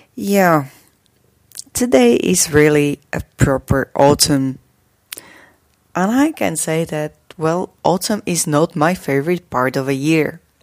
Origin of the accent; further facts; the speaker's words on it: Slovakia; from Slovakia